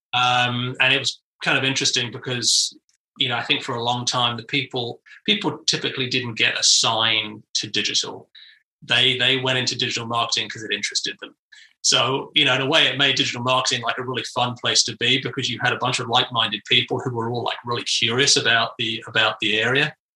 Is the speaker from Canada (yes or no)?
no; United Kingdom; moved away as an adult; now in United States; I was in the UK, and uh, you know, back in the '90s